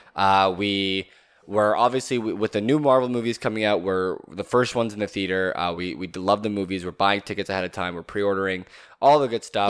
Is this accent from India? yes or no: no; Canada; being Canadian